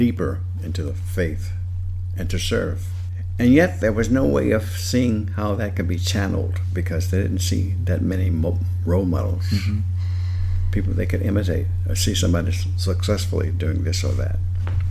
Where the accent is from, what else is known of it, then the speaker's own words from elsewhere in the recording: the Jim Crow South, United States; I grew up in the Jim Crow South, so it was rigidly segregated